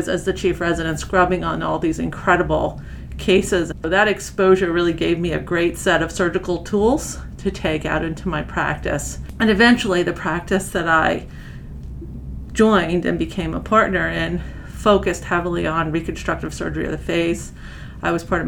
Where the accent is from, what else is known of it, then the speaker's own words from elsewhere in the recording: Long Island, New York, United States; moved away as an adult; also born or lived in Rochester, New York; now in Atlanta, United States; I am a native New Yorker, displaced to the South now. I grew up on Long Island